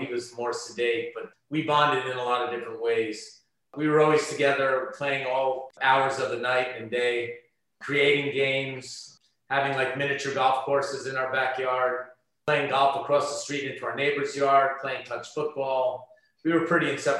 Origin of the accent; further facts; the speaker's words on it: Caldwell, New Jersey, United States; also born or lived in West New York, New Jersey; We grew up on Cavell Place in Caldwell, which had a lot of kids back in those days